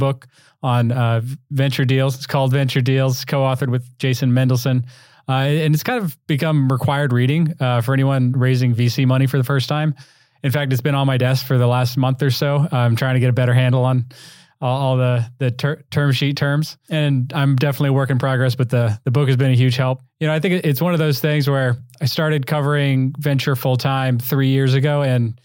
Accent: Vail, Colorado, United States; I grew up in Vail, so a bit of a rivalry there, Aspen and Vail

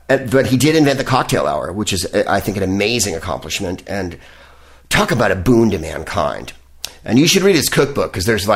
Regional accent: San Francisco, California, United States; now in West Hollywood, United States; San Francisco because it's my hometown.

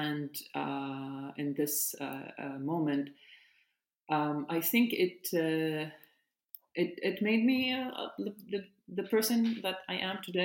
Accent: Nazareth, Northern District, Israel; I was born and raised in Nazareth

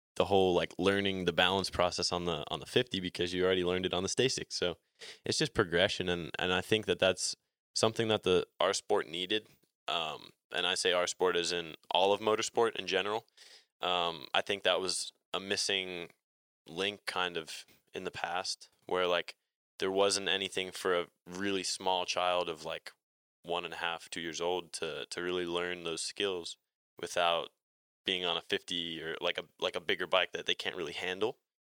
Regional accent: New Jersey, United States; I'm in Atlanta right now and, and I'm from New Jersey

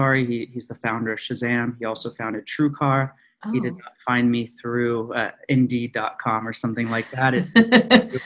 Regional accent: Ojai, California, United States; moved away as an adult; also born or lived in Philadelphia; I'm originally from Ojai, California, which is about an hour outside of Los Angeles.

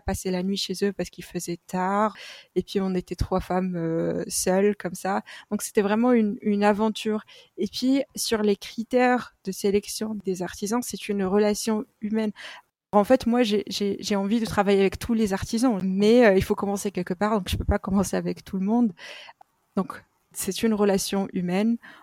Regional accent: Morocco; moved away; Le Maroc est mon pays d'origine

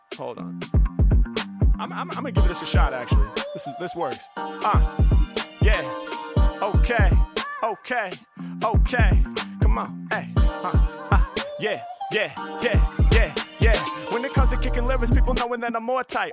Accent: Portland, Oregon, United States; I'm from Portland

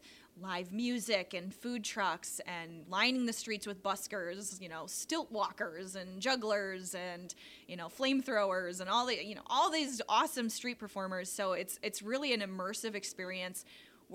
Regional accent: Denmark, Wisconsin, United States; I grew up in Denmark, and then I went away to college a little bit, and then I just found myself back here

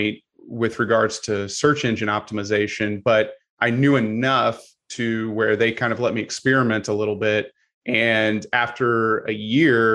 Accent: Missouri, United States; I am originally from Missouri

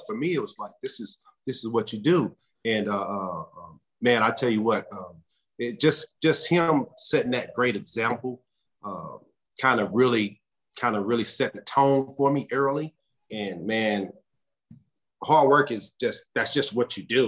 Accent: Waco, Texas, United States; I'm from Central Texas, man. I'm from Waco, little town, right in the heart of Texas

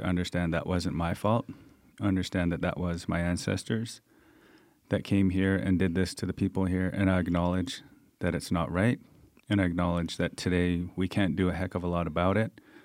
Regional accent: Coast Salish Territories, British Columbia, Canada; also born or lived in Thunder Bay / Victoria; I'm from the Stallow Nation, which is the Coast Salish Territories in, uh, the, on the West Coast

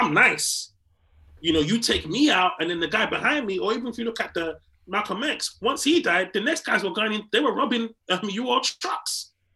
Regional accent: England, United Kingdom; also born or lived in Nigeria; I am Nigerian. I've grown up in England.

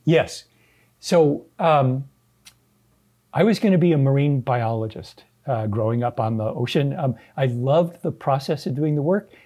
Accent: Southern California, United States; moved away as an adult; now in Sacramento, United States; I am a California native. Uh, my father was born here. My mom came here from Minnesota when she was three. I grew up in Southern California

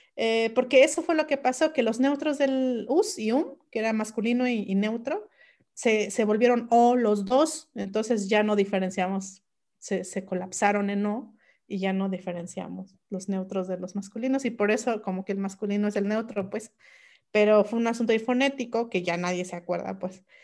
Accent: Mixe region, Oaxaca, Mexico; first language Mixe; Spanish is a second language; mi lengua materna el mije

